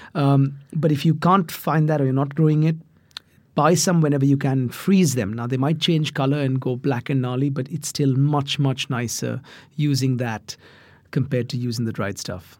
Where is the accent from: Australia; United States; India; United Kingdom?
India; I grew up in India